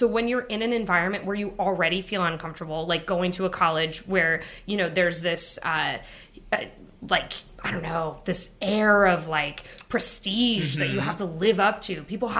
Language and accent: English; Pacific Northwest, United States; since I grew up in the Pacific Northwest in a very white area, my mother was white.